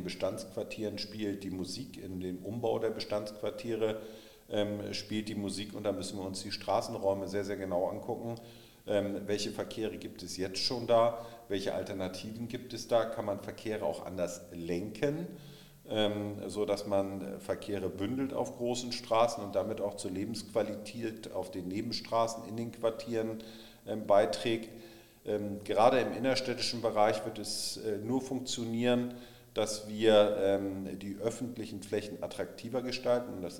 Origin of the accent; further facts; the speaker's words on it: Hamburg, Germany; In anderen Bereichen bin ich mit meiner Heimatstadt nicht ganz so glücklich. Ich denke, äh, dass man auch in Hamburg stärker über Angebote und äh, weniger über Verbote nachdenken soll.